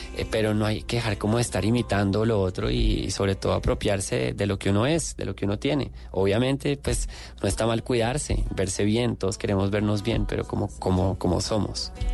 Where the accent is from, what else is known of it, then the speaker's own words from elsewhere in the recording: Bogotá, Colombia; moved away as an adult; now in Mexico; darme cuenta de quién soy como colombiano, como persona que nació en Bogotá en los 80